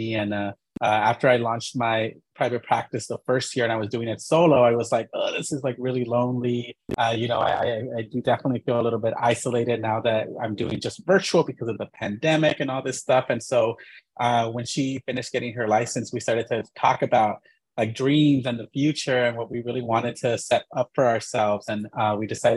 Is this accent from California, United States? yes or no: yes; Inglewood, California, United States; also born or lived in San Francisco Bay Area; I'm originally from Inglewood, California in LA.